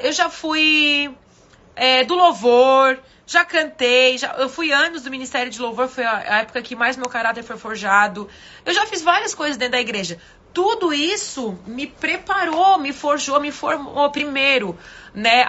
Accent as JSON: {"language": "Portuguese", "town": "Manaus", "region": "Amazonas", "country": "Brazil", "said": "Manaus, eu sou de Manaus"}